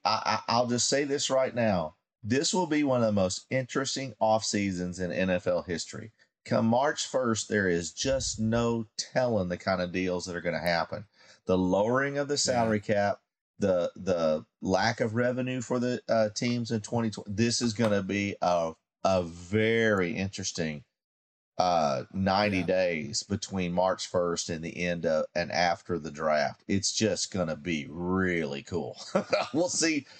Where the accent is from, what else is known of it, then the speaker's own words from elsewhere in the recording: Kansas City, Missouri, United States; Growing up in Kansas City